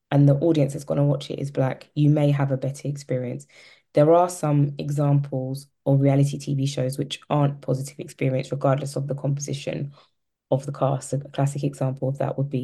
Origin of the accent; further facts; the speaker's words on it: London, United Kingdom; I'm a Londoner